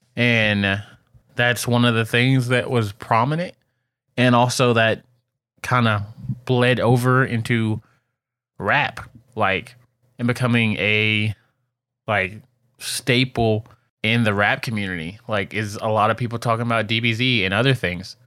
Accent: Detroit, Michigan, United States; as a kid growing up in Detroit

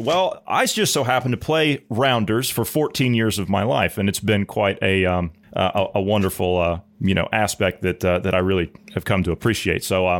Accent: United States; I'm an American

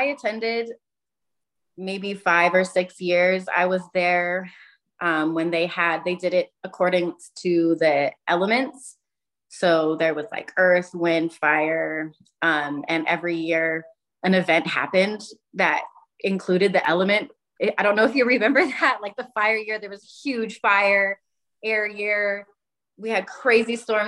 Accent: Utah, United States; I'm from Utah. It's mostly Mormon culture

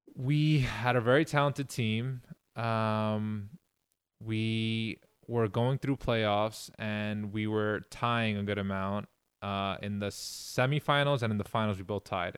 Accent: New York City, New York, United States; moved away as an adult; growing up in Queens

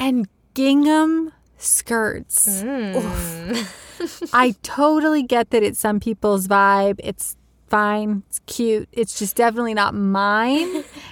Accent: Texas, United States; I'm from Texas

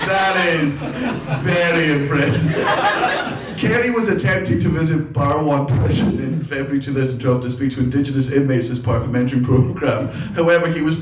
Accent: Scotland, United Kingdom; I'm Scottish.

